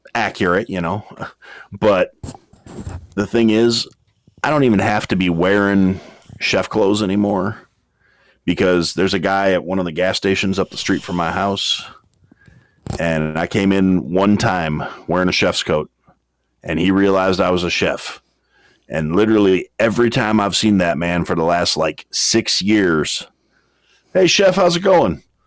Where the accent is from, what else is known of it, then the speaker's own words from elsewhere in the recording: Wisconsin, United States; that that's my hometown, and uh, that's where I is from